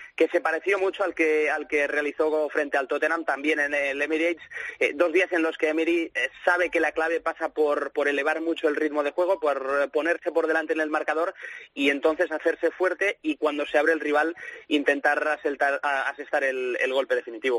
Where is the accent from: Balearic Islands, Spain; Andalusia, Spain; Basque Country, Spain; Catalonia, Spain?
Catalonia, Spain; Barcelona; now in Manchester, United Kingdom; soy de Barcelona